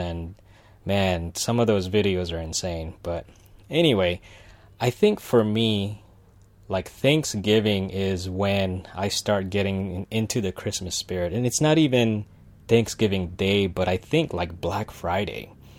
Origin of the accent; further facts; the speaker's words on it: Philippines; right now it's happening in the Philippines and I'm Filipino